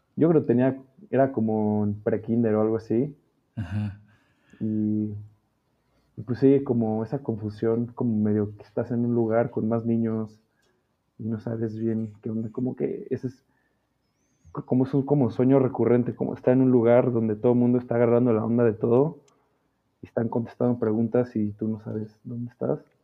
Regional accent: Mexico City, Mexico; Nací en el DF.

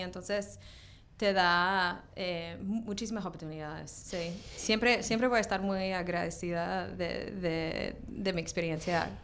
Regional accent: Australia; now in New York, United States; crecí en Australia

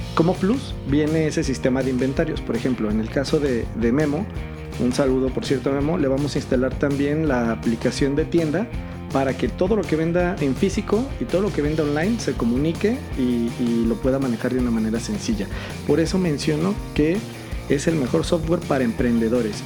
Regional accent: Mexico; Yo soy mexicano, eh, ciudadano del mundo, nacido en México y muy orgulloso mexicano

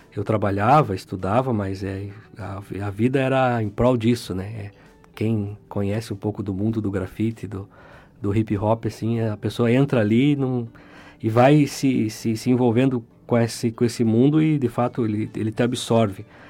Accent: Curitiba, Paraná, Brazil; moved away as an adult; now in Porto Alegre, Brazil; Eu nasci e cresci em Curitiba

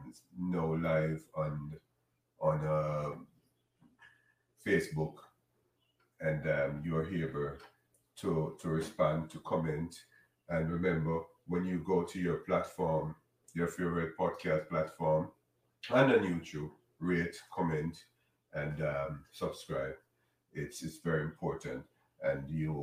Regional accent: Jamaica; now in United States; I'm Jamaican, right? I'm in the United States though

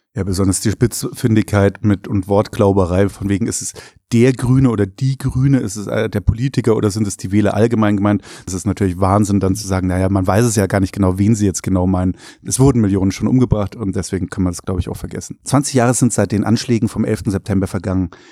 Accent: Bavaria, Germany; Ich als Bayer

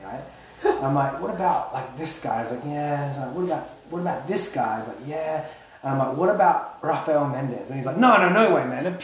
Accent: Australia; I'm from Australia

